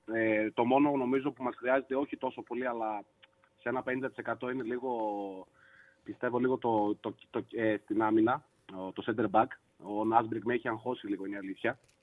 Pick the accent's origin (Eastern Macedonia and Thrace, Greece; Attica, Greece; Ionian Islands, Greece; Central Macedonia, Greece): Central Macedonia, Greece; Thessaloniki; moved away as an adult; now in Florina, Greece; είμαι από τη Θεσσαλονίκη και σπουδάζω Φλόρινα.